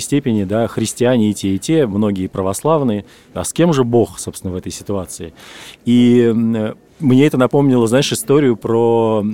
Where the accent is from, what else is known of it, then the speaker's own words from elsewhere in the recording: Russia; now in Tbilisi, Georgia; я из России.